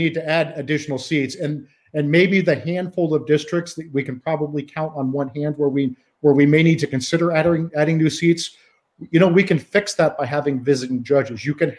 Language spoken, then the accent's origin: English; Iowa, United States; my home state of Iowa.